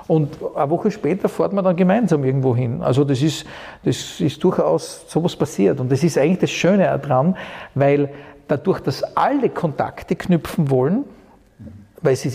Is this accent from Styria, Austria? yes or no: yes; Styria, Austria; also born or lived in Vienna, Austria / United States; eine ganz andere Atmosphäre, als ich sie zum Beispiel kennengelernt habe als Steirer in Wien oder auch, auch in, in den USA.